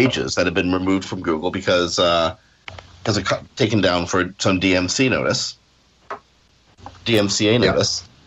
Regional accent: Canada; I'm Canadian

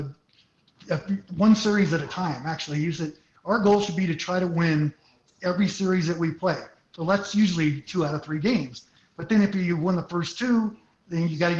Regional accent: Santa Clara, California, United States; also born or lived in San Jose, California; I was born in San Jose, raised in Santa Clara.

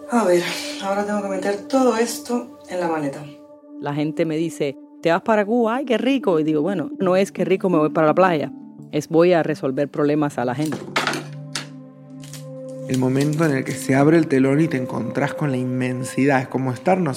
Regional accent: Buenos Aires, Argentina; Soy argentino, de Buenos Aires.

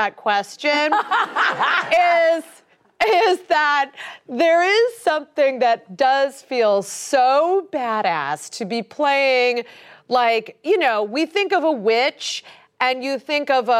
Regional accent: Ohio, United States; moved away; I'm just from Ohio.

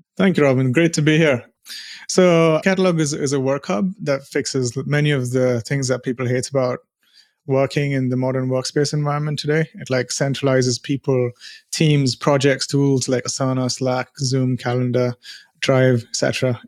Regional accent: India; moved away as an adult; now in United Kingdom; I'm from India

